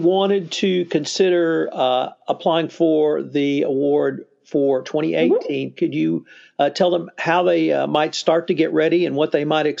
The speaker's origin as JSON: {"language": "English", "region": "Texas", "country": "United States", "said": "being a Texan"}